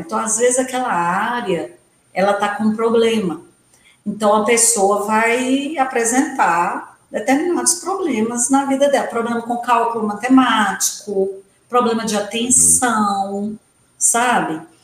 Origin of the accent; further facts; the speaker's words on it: Santa Maria de Itabira, Minas Gerais, Brazil; now in Belo Horizonte, Brazil; porque eu sou do interior, os meninos saíam para estudar em Itabira, eu sou de Santa Maria de Itabira, ou vinham para Belo Horizonte, né, estudar científico, e nós meninas que os pais eram bravos e não deixavam a gente vir para a capital, tínhamos que fazer magistério